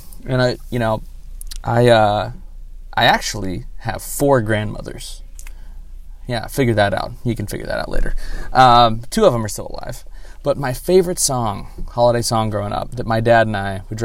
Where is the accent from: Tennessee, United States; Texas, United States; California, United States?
Texas, United States; I'm a Texan